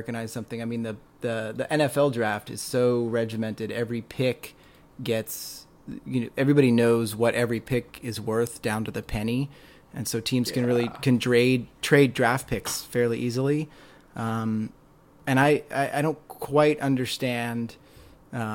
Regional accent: Northern California, United States; now in Southern California, United States; I'm a transplant here to Southern California. I grew up in Northern California.

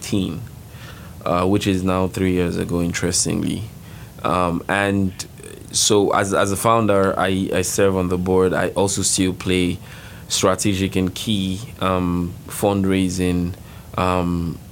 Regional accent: Nigeria; moved away; I'm from Nigeria, and I am a social entrepreneurship senior at LIN

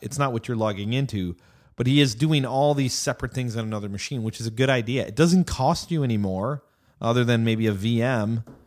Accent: United States; now in Austin, United States; I'm an American

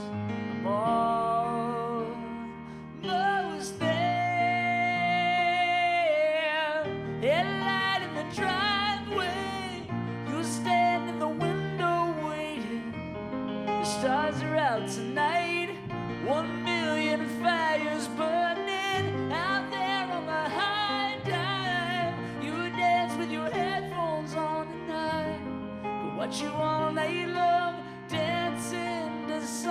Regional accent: California, United States; I'm from California

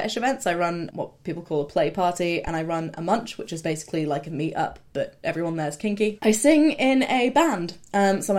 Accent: Canada; I grew up in North America, right? I grew up in Canada

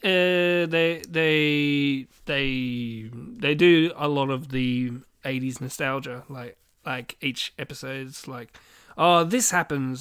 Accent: Swan Hill, Victoria, Australia; I grew up in Swan Hill

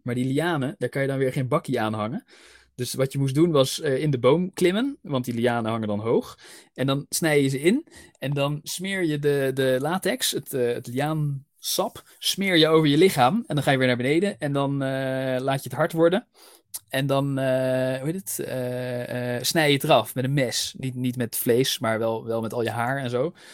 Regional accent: Netherlands; accent: Dutch; mijn Nederlandse accent

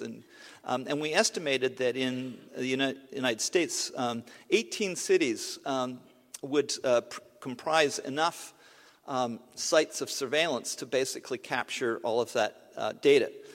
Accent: Canada; I'm a Canadian

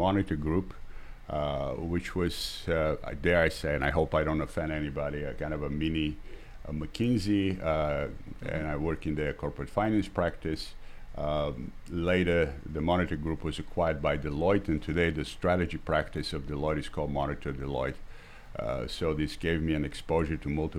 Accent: Bulgaria; moved away as an adult; also born or lived in Boston, United States; now in Washington, United States; I'm originally from Bulgaria and spent the early years of my life under the socialist regime there.

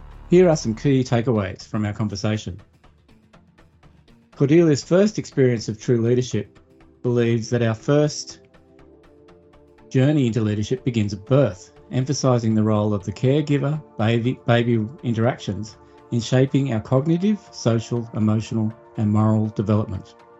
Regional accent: Australia; I grew up in Australia, but my ancestors were first fleeters

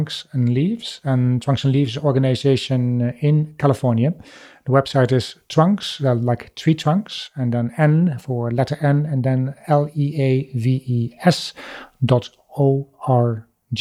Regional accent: Netherlands; now in United Kingdom; I live in the UK, but my home country is the Netherlands.

